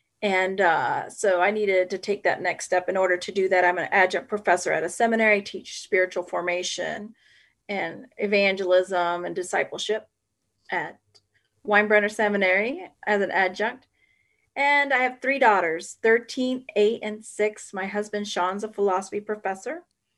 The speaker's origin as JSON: {"language": "English", "country": "Puerto Rico", "tie": "born there", "said": "A lot of times I say I was born very poor. I was born in Puerto Rico and there's poverty in my family."}